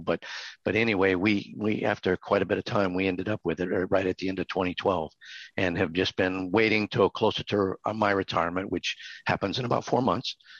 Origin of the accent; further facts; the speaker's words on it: South Louisiana, United States; now in Hot Springs Village, United States; I'm from South Louisiana